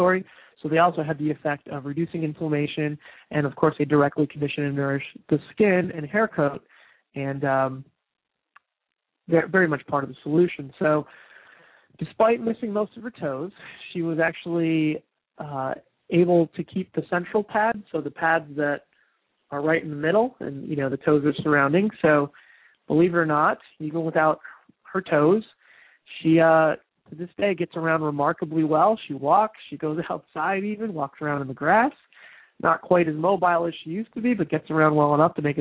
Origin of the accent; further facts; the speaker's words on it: New Jersey, United States; I'm from New Jersey